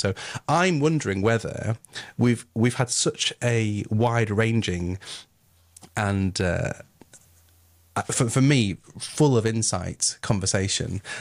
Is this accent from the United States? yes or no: no; Yorkshire and the Humber, United Kingdom; I am from Yorkshire